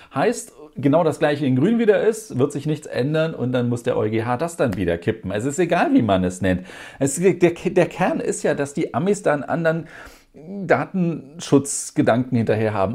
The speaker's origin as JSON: {"language": "German", "country": "Germany", "said": "bei uns in Deutschland"}